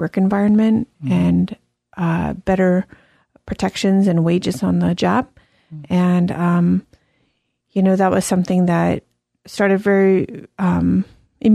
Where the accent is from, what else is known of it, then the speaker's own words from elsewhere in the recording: South Florida, United States; now in Columbus, United States; I was born in South Florida and grew up in Florida